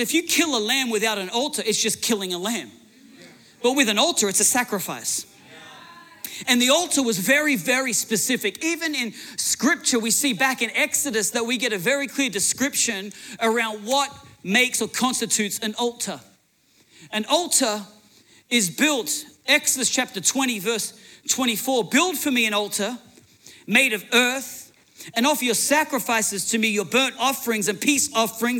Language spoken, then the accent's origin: English; Australia; moved away as an adult; now in United States; I'm Australian, and now I'm an American citizen.